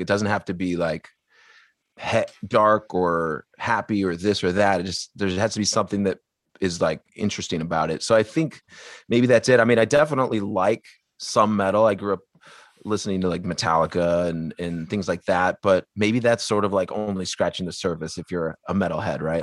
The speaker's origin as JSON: {"language": "English", "area": "the Northwest", "region": "Pacific Northwest", "country": "United States", "said": "we're from the Northwest"}